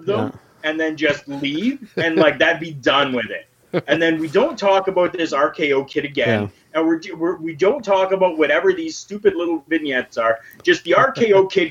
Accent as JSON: {"language": "English", "country": "Canada", "said": "I'm Canadian"}